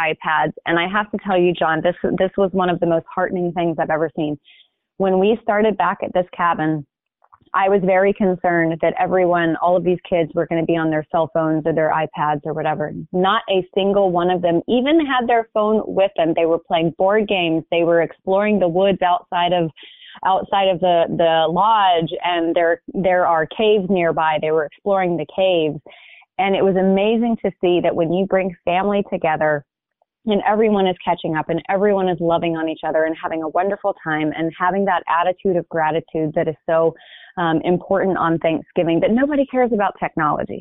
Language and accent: English; Hoover, Alabama, United States; now in California, United States; I grew up in Birmingham, Alabama, in a suburb called Hoover.